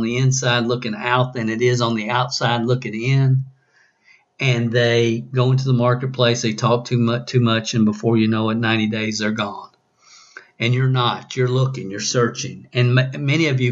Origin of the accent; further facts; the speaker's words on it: the South, United States; accent: southern; my southern accent